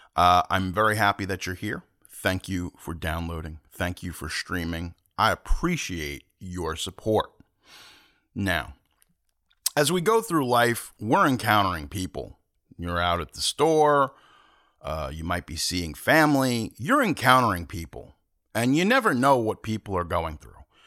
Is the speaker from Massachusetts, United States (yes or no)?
no; Long Island, New York, United States; I'm from Long Island